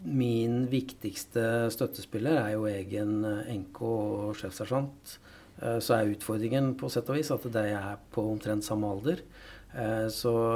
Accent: Valdres, Innlandet, Norway; moved away; jeg er jo fra Valdres opprinnelig

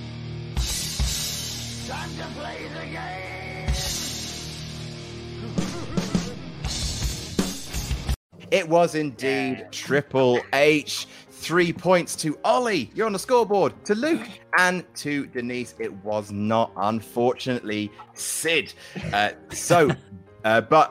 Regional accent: Jersey; I'm from Jersey

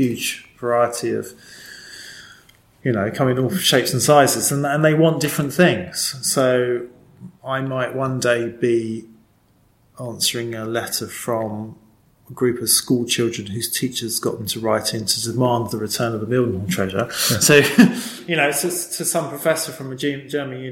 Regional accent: London, United Kingdom; also born or lived in New Eltham / Kent; now in East London, United Kingdom; I'm actually born in Eltham

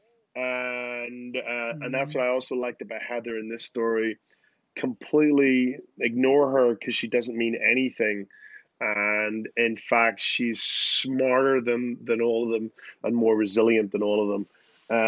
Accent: Belfast, Northern Ireland, United Kingdom; now in New York, United States; I'm from Belfast

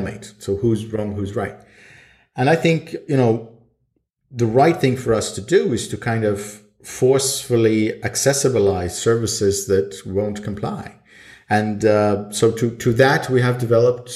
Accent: Sweden; now in Estonia; I lived in Sweden most of my life. Then I moved to Estonia, and I was born in Estonia.

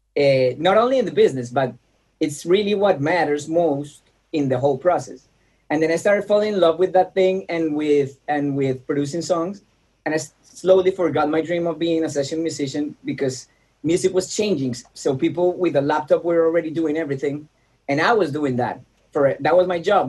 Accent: Bogota, Bogotá Capital District, Colombia; moved away as an adult; now in Los Angeles, United States; So I was born in Bogota, Colombia

